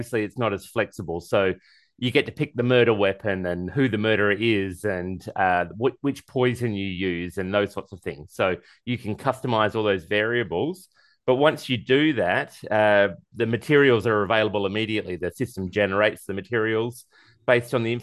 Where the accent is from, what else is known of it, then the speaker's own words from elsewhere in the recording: Australia; I'm Australian. I say Caribbean, not Caribbean.